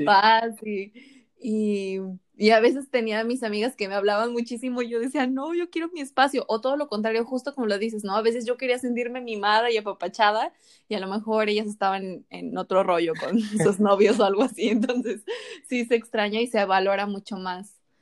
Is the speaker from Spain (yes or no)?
no; State of Mexico, Mexico; moved away as an adult; also born or lived in Playa del Carmen; now in Los Cabos, Mexico; tú me conociste en la Ciudad de México, pero yo soy del Estado de México